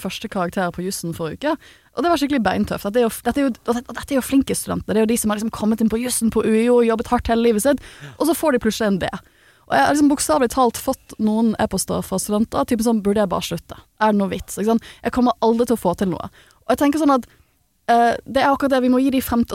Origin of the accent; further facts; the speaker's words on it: Bergen, Vestland, Norway; jeg er jo fra Bergen